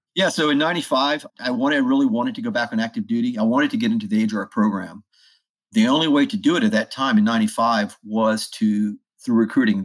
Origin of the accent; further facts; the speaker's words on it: South Louisiana, United States; moved away as an adult; also born or lived in North Carolina; I grew up in South Louisiana